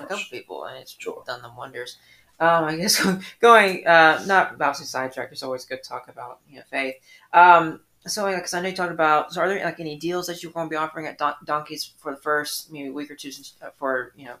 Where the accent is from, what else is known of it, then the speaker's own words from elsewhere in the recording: Atlanta, Georgia, United States; now in Sylvania, United States; I grew up in Atlanta